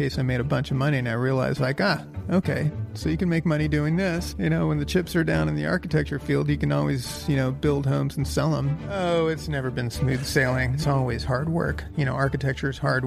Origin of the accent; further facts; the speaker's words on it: Los Angeles, California, United States; I grew up in Nichols Canyon area, Laurel Canyon